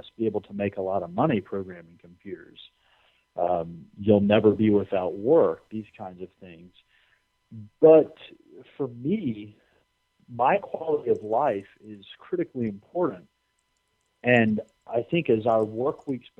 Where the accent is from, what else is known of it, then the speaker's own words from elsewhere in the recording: United States; I'm an American